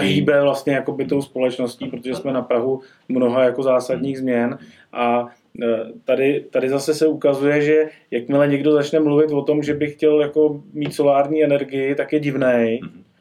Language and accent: Czech; Czechia; u nás v Čechách